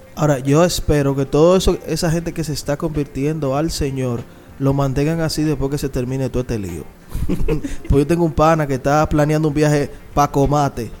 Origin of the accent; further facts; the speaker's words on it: Santo Domingo Este, Distrito Nacional, Dominican Republic; Yo vengo de Lomina